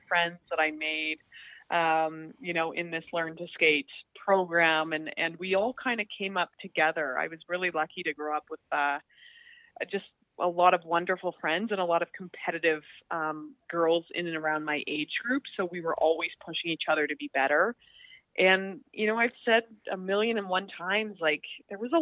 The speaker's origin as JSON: {"language": "English", "town": "Calgary", "region": "Alberta", "country": "Canada", "tie": "born or raised there", "moved": "as an adult", "lives_now": "Toronto, Canada", "said": "I'm from Calgary, so I was very lucky to grow up in a city that had a significant Olympic legacy"}